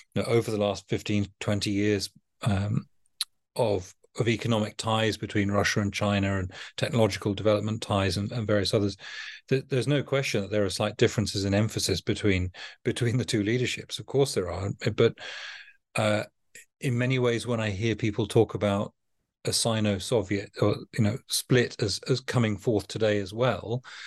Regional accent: United Kingdom; as a Brit

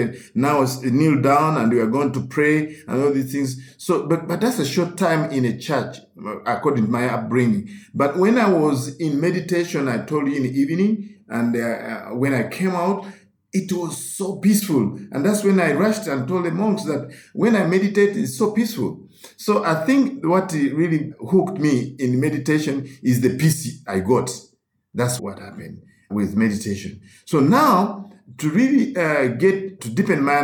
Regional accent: Uganda; as a Roman Catholic growing up in Uganda

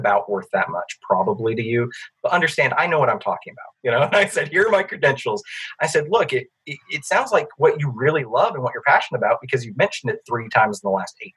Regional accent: Alabama, United States; I am from Alabama

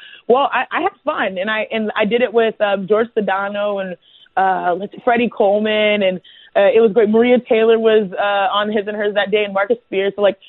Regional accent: Nigeria; being Nigerian and going back to Nigeria so often in Africa

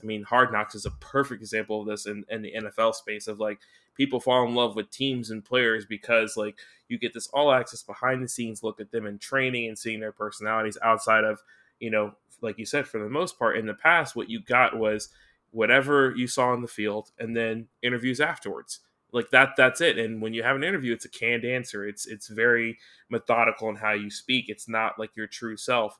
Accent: United States; I'm American.

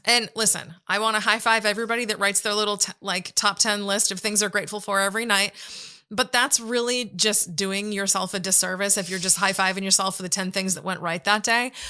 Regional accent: United States; as an American

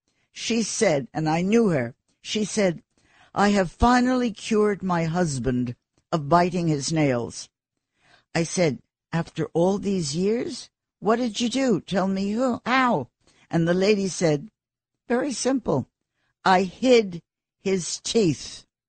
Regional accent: New York, United States; born there; Honey, I love New York. I was born here in Doctor's Hospital, which then was across from Gracie Mansion and is now a condo.

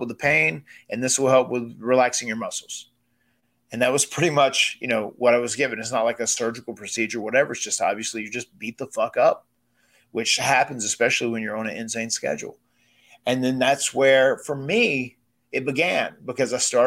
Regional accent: Cameron, North Carolina, United States; we come from Cameron, North Carolina on 96 acres of farmland

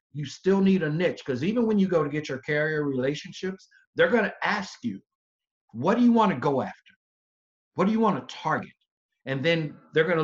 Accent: the South, United States; I'm from the South, so I say niche

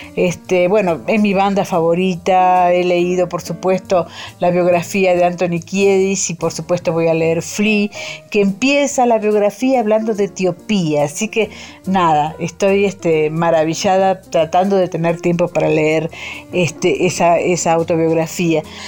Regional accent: Argentina; moved away as an adult; now in Mexico; periodista y escritora que vive en México hace 20 años, pero que sigo siendo irremediablemente argentina

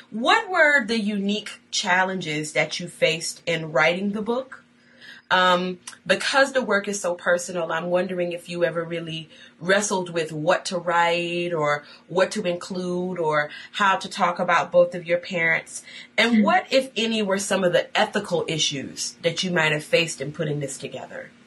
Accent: Buffalo, New York, United States; Buffalo, New York, my hometown

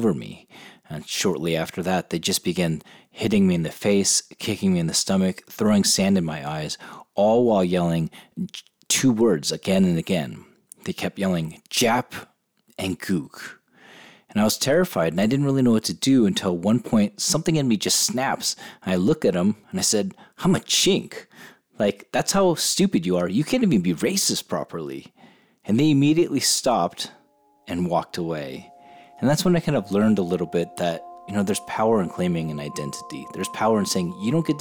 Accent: San Diego, California, United States; I grew up in San Diego, California

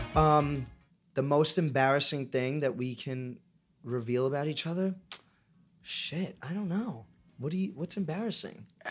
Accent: New York City, New York, United States; I'm from Staten Island

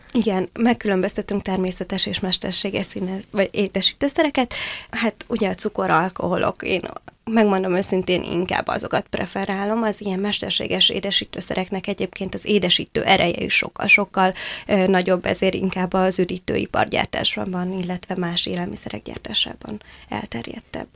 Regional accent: Hungary; moved away as an adult; én Balaton északi partjáról egy nagyon pici faluból jöttem, és hát ezért muszáj nekem kollégiumban laknom

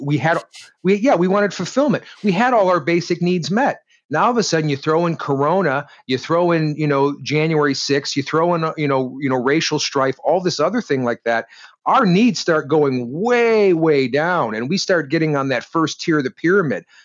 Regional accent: Detroit, Michigan, United States; I grew up in Detroit

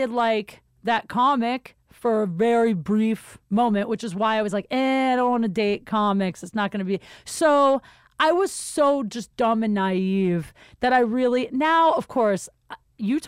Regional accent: Canton, Ohio, United States; I'm from Canton

